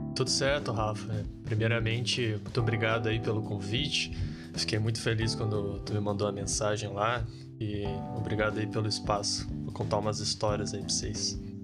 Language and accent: Portuguese; Rio de Janeiro, Brazil; moved away as an adult; now in Santa Maria, Brazil; Eu sou daqui do Rio de Janeiro